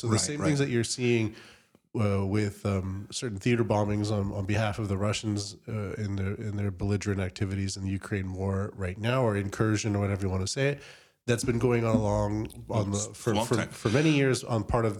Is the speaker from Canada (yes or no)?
yes; Canada; I'm a Norwegian as well as a Canadian, right.